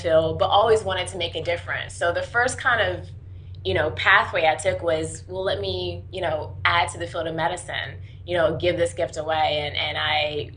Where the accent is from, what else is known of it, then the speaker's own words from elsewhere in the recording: North Carolina, United States; also born or lived in Washington, D.C.; I was born in Washington, D.C., but moved to North Carolina pretty early on